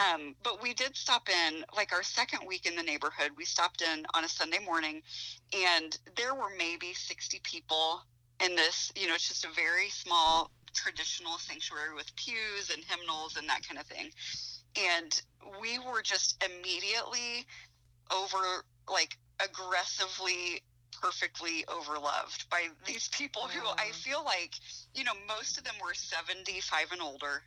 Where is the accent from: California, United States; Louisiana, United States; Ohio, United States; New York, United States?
Ohio, United States; now in Goshen, United States; I grew up in Ohio